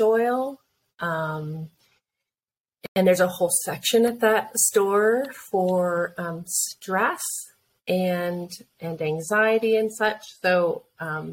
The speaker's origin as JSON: {"language": "English", "region": "Colorado", "country": "United States", "said": "we're from Colorado"}